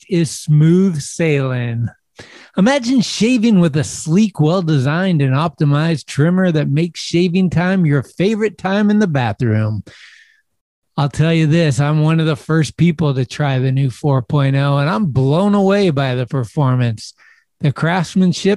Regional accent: San Carlos, California, United States; my hometown, San Carlos, California

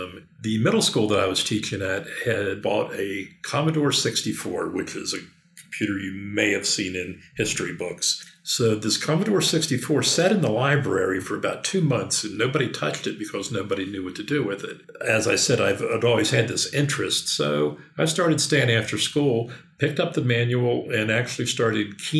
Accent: Western Maryland, United States; moved away as an adult; also born or lived in Washington, D.C. metro area; I moved to Western Maryland, back to my hometown

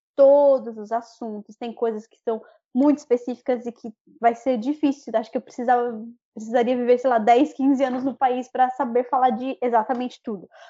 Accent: Brazil; accent: Brazilian; now in Dublin, Ireland; ter um, um, sotaque brasileiro, eu sei que sempre vou ter

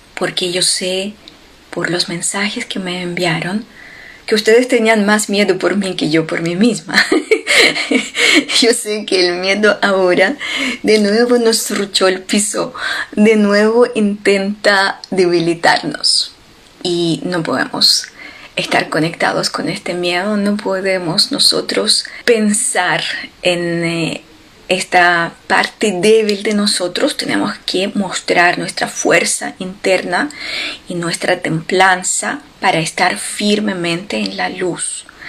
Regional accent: Ukraine; moved away; en Ucrania, en mi país

